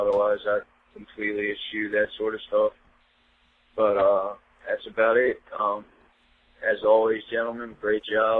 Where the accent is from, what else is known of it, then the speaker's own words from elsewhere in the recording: Baltimore, Maryland, United States; I grew up in Baltimore City